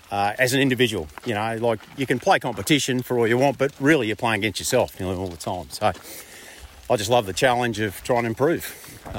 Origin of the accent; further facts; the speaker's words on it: Bendigo, Victoria, Australia; Yeah, I grew up in Bendigo.